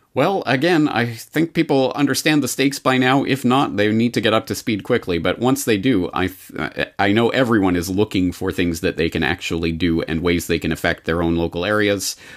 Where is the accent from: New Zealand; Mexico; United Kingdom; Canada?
Canada; now in Japan; a Canadian living in Japan. When will I ever see my family in Canada again